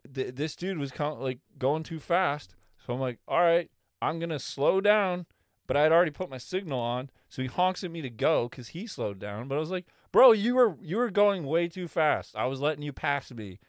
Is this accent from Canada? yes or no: yes; Canada; as a Canadian